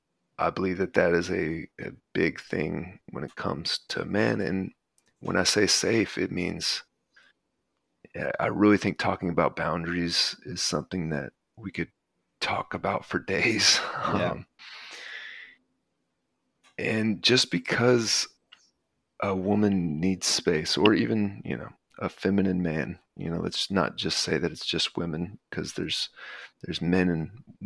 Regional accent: the South, United States; So as I was growing up in the South in a very patriarchal household

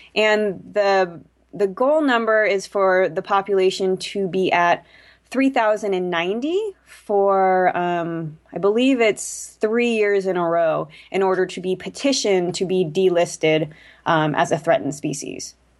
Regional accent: California, United States; I was a kid growing up in California, um, lived by the coast

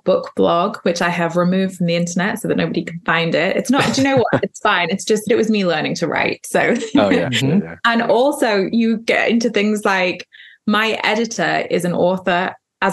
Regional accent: United Kingdom; also born or lived in Wales; now in London, United Kingdom; I am British, but I am technically half Scottish, half English.

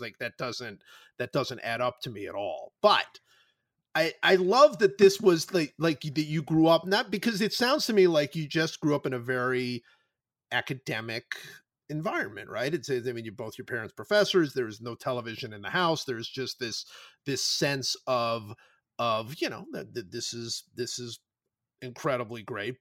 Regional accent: Cleveland, Ohio, United States; growing up in Cleveland

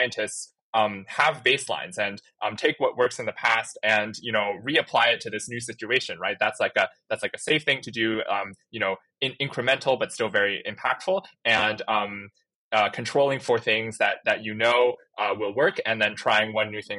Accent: Chandler, Arizona, United States; I'm actually from Chandler, Arizona

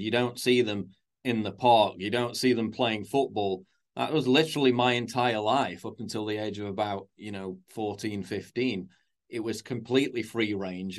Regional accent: Sheffield, Yorkshire and the Humber, United Kingdom; I grew up in North Sheffield. I was born and lived in villages in North Sheffield

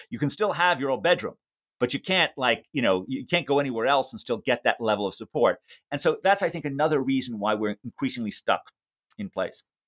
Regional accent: New York City, New York, United States; a child growing up in New York City

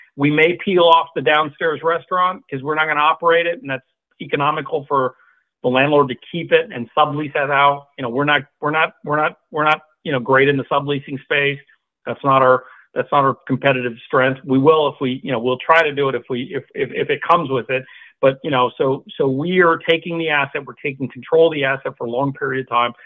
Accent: Singapore; moved away as an adult; now in United States; I was born in Singapore, grew up in Singapore

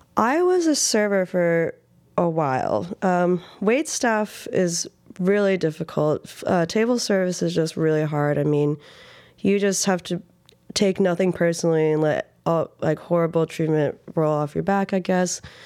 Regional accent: Reno, Nevada, United States; moved away as an adult; now in New York, United States; I grew up in Reno, Nevada.

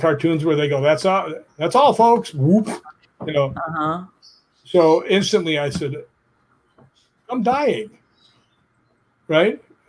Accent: Chicago, Illinois, United States; I grew up in Chicago. I was like, yeah, this feels great. I'm so used to California.

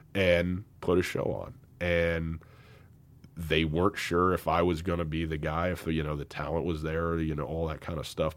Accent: Missoula, Montana, United States; my hometown

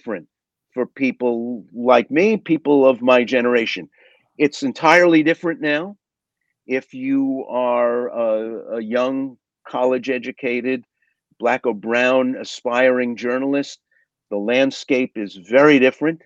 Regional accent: New York City, New York, United States; I grew up working class in Brooklyn, New York

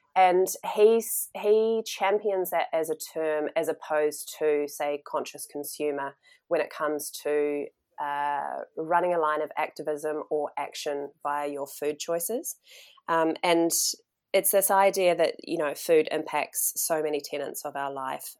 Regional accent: New Zealand; moved away as an adult; also born or lived in Melbourne, Australia; when I was in my twenties, when I actually headed outside of New Zealand

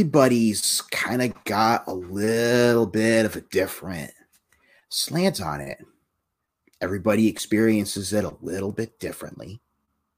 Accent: Massachusetts, United States; my hometown here in Massachusetts

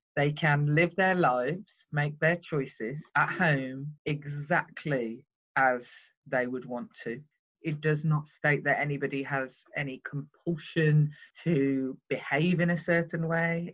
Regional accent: Birmingham, West Midlands, United Kingdom

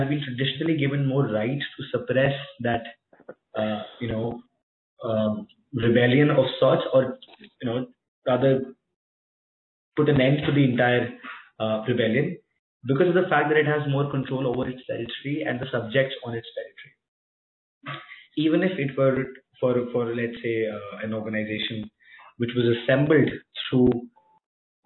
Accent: India; also born or lived in Pune; I as an Indian, I as somebody who's residing in Pune right now

